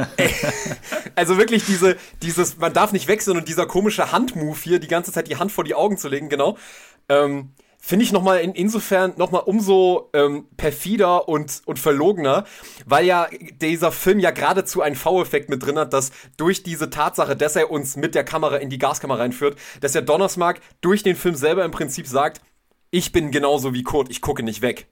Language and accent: German; Germany; als Deutsche